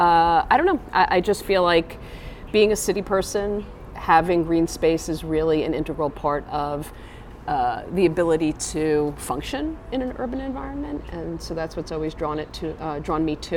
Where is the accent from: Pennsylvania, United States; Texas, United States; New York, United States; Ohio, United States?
New York, United States; New York City; I am a New Yorker. I grew up in Brooklyn.